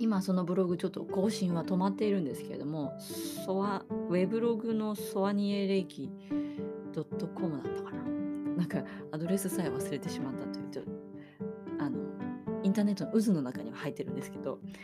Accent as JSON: {"language": "Japanese", "region": "Hokkaido", "country": "Japan", "tie": "born or raised there", "said": "北海道生まれなので"}